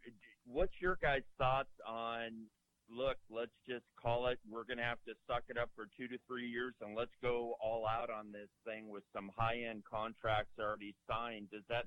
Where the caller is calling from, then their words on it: California, United States; It's … out here in the Inland Empire.